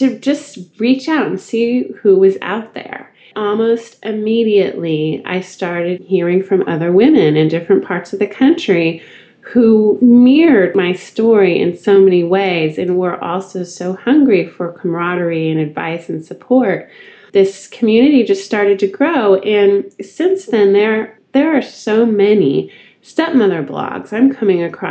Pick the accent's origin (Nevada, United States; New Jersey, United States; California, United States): California, United States; Northern; moved away as an adult; now in Austin, United States; I'm from Northern California, the home of the Christmas tree farm